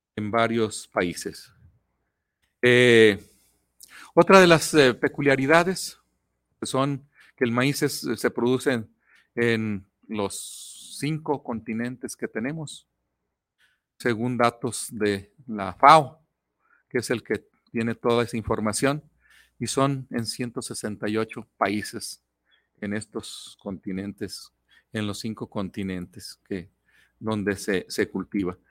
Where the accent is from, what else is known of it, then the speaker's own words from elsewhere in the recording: Mexico; nosotros como mexicanos